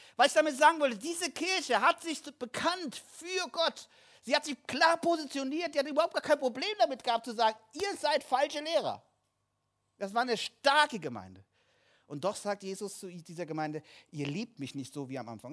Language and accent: German; Kassel, Hesse, Germany; moved away; Kassel, wo ich herkomme